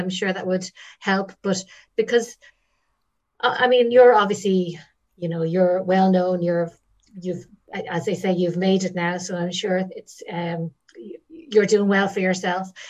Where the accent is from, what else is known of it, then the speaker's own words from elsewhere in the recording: Dublin, Leinster, Ireland; I'm from Dublin